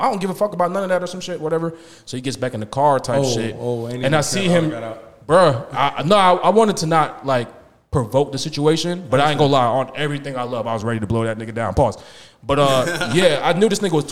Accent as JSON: {"language": "English", "region": "New York", "country": "United States", "moved": "yes", "said": "I'm from New York"}